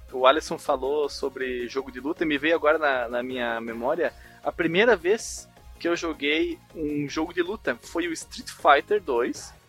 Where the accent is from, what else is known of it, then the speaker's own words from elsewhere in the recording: Barbacena, Minas Gerais, Brazil; quando eu era criança lá em Barbacena